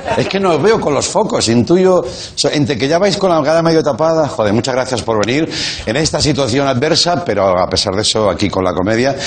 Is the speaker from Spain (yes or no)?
yes; Reus, Catalonia, Spain; de mi ciudad, de mi pueblo, que me hace mucha ilusión, de Reus